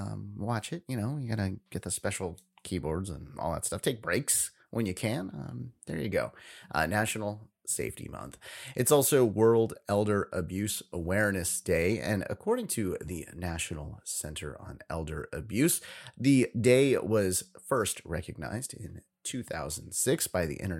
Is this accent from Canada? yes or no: no; California, United States; like in California today, here in my home state, we can actually take those masks off today.